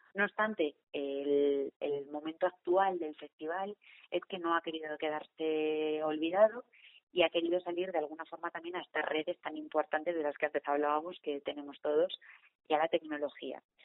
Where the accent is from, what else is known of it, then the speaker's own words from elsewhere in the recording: León, Castile and León, Spain; la gente de León, que estamos aquí y solo somos de León